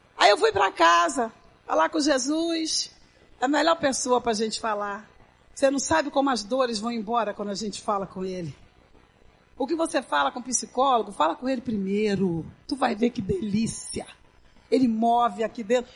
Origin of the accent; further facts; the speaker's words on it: Brazil; Eu fui criada na Baixa do Sapateiro, dividindo um ovo para quatro